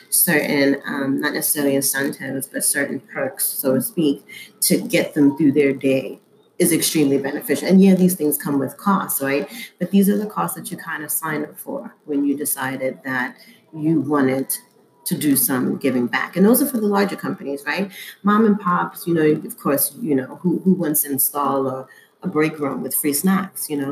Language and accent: English; New York City, New York, United States; being a Black person in America, in New York, growing up in Harlem